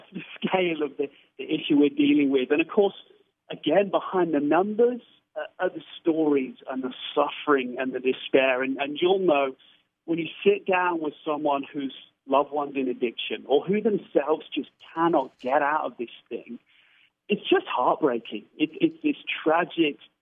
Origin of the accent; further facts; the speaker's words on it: United Kingdom; I'm a Brit